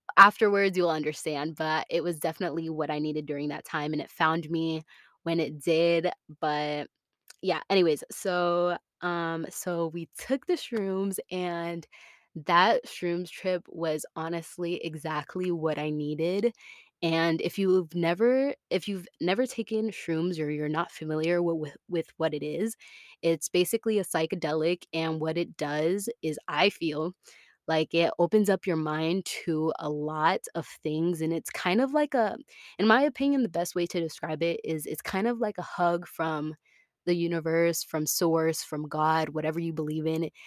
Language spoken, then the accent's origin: English; Tampa, Florida, United States; moved away as an adult; I was born and raised in Tampa, Florida.